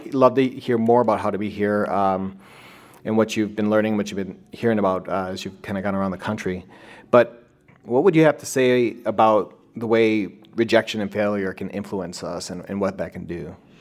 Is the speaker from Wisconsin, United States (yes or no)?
yes; Wisconsin, United States; accent: nasally; I'm from Wisconsin, a, as you can tell by my nasally accent